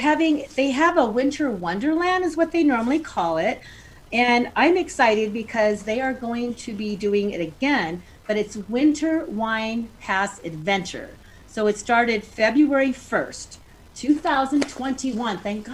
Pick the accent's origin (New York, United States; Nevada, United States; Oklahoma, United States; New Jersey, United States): Nevada, United States; Reno; your host. I am so excited to be in my hometown, Reno, Nevada